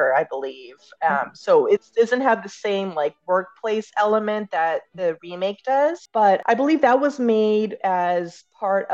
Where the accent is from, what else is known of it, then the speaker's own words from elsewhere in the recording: Boston, Massachusetts, United States; I'm from Boston